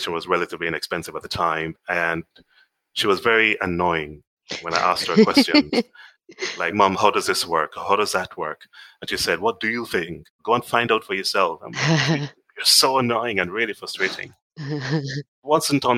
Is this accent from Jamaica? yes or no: yes; Kingston, Jamaica; moved away as an adult; now in United Kingdom; I'm Jamaican. I grew up in a little town called Kingston, which is the capital of the country.